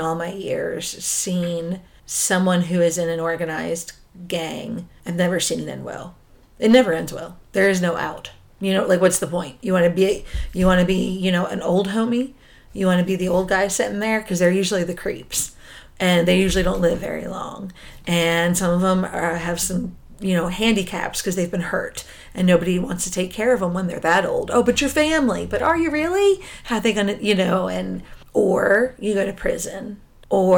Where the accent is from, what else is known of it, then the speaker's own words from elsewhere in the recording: New Jersey, United States; I grew up in New Jersey in the 90s